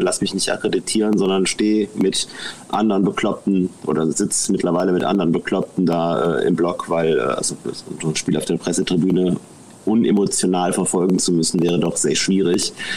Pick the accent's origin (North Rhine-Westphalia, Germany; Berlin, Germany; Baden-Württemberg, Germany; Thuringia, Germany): North Rhine-Westphalia, Germany; Mönchengladbach; ich komme aus Mönchengladbach, ich bin mehr oder weniger im Schatten des Bökelberg groß geworden